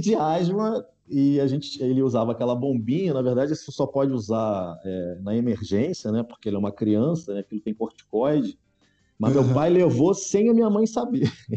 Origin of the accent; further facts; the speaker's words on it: Niterói, Rio de Janeiro, Brazil; eu sou niteroense